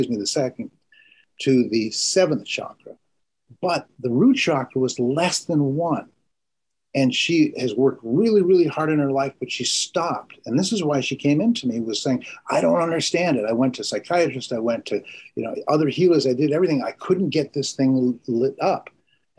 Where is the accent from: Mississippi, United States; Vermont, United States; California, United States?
Vermont, United States; I grew up in Vermont